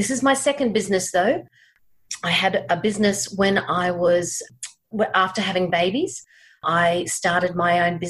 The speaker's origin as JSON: {"language": "English", "town": "Brisbane", "region": "Queensland", "country": "Australia", "tie": "born or raised there", "also_born_or_lived": "United Kingdom", "said": "I'm from Brisbane, Australia. Grew up here in Brisbane."}